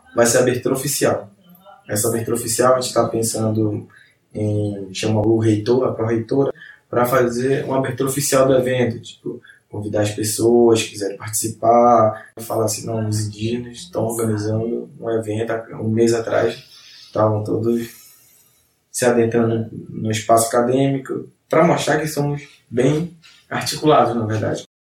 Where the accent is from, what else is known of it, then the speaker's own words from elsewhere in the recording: Amazonas, Brazil; somos do Amazonas